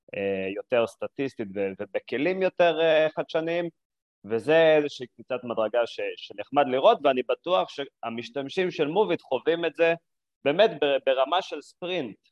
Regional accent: Binyamina, Haifa District, Israel; moved away as an adult; also born or lived in Jerusalem; now in Tel Aviv, Israel; גדלתי בבנימינה, בכפר

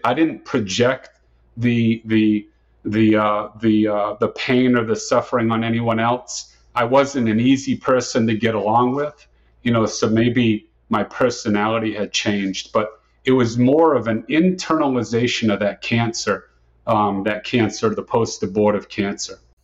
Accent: Dartmouth, Massachusetts, United States; moved away as an adult; now in Tampa, United States; I was born and raised in Dartmouth, Massachusetts, and I spent the first 26 years of my life there in Dartmouth, Massachusetts.

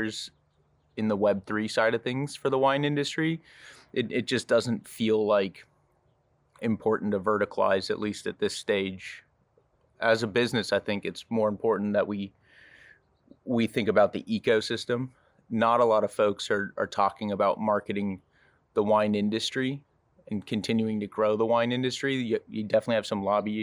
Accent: Napa, California, United States; Growing up in Napa, my family had 7 acres of Cabernet

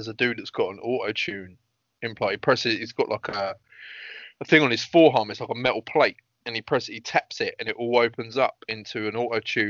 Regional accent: United Kingdom; I'm British

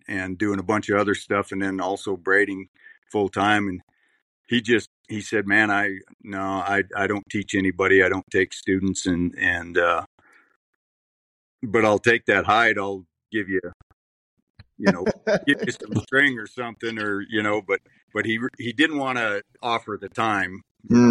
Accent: Lodge Grass, Montana, United States; also born or lived in North Dakota; I grew up here. And yeah, I've been here ever since.

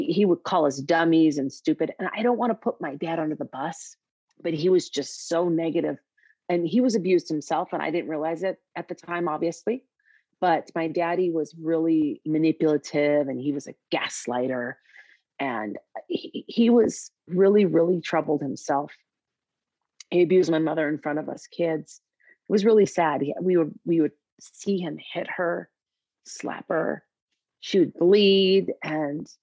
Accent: Minneapolis, Minnesota, United States; I'm from Minneapolis

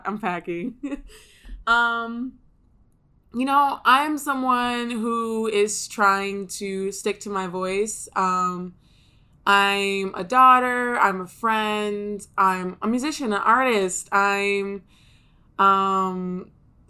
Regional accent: Ypsilanti, Michigan, United States; I grew up outside of Detroit in a suburb called Ypsilanti.

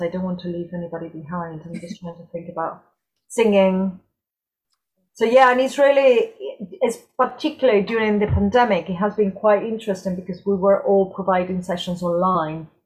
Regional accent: Córdoba, Andalusia, Spain; moved away as an adult; now in United Kingdom; I'm originally from Cordoba, from the south of Spain.

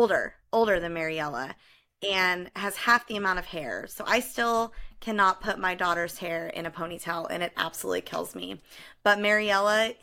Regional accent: California, United States; moved away as an adult; also born or lived in Ohio; I grew up in California and then moved to Ohio for college

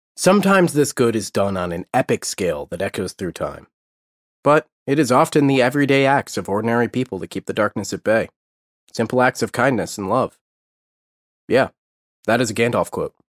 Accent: United States; I'm an American, and like most Americans, I only speak English as of yet

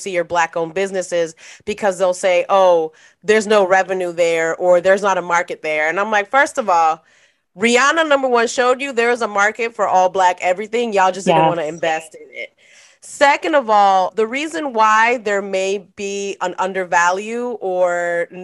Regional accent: New York City, New York, United States; moved away as an adult; growing up in New York City

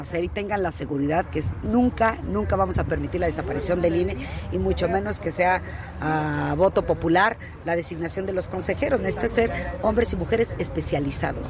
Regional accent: State of Mexico, Mexico; soy del Estado de México

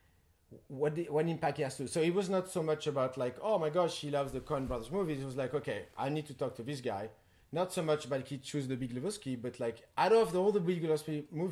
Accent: Paris, Île-de-France, France; moved away as an adult; now in United States; I was raised in Paris

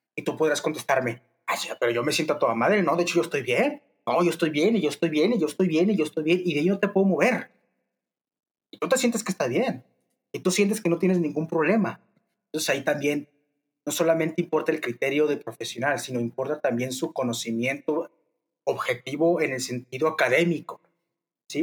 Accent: Torreón, Coahuila, Mexico; soy de Torreón, Coahuila

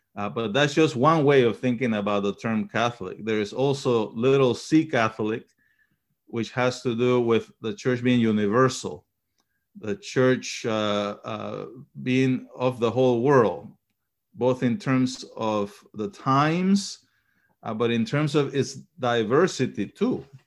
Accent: Panama; also born or lived in Chile; now in United States; We migrated to Panama when I was a, maybe a year old or so. and, um, was raised in Panama until I came to the United States.

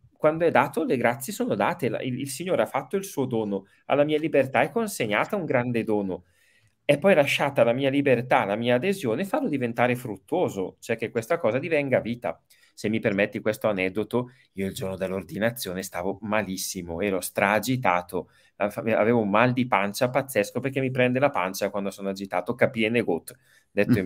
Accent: Brembate di Sopra, Lombardy, Italy; also born or lived in Rome; sono di Bergamo, eh, nato a Bergamo, Brembate Sopra

